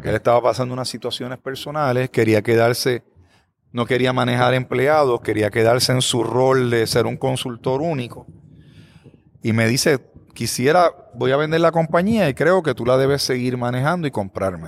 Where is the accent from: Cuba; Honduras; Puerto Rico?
Puerto Rico; Bayamón; now in Aguadilla, Puerto Rico; Yo soy natural de Bayamón